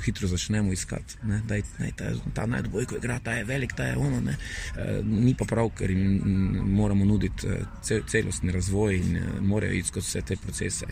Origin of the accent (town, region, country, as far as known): Maribor, Slovenia